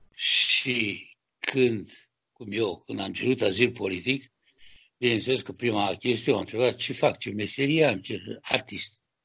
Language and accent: Romanian; Romania; moved away as an adult; now in France; Sunt din România, eu sunt, sunt sculptor, francez de origine română